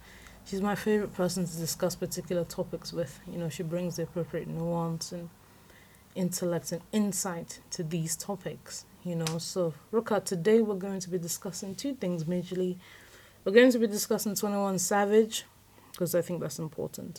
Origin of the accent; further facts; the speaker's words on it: London, United Kingdom; also born or lived in Lagos Island, Nigeria; I certainly have definite memories of another place where I was raised on Lagos Island. But I feel like as an adult, I'm a Londoner